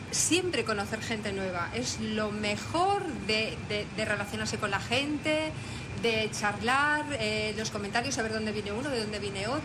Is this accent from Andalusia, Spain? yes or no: yes; Zufre, Andalusia, Spain; Pues vengo desde Zufre, un pueblo de Huelva.